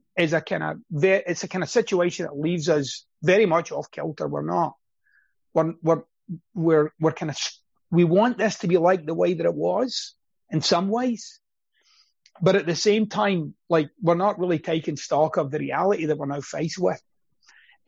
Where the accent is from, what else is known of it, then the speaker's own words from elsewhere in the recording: Scotland, United Kingdom; moved away; I'm Scottish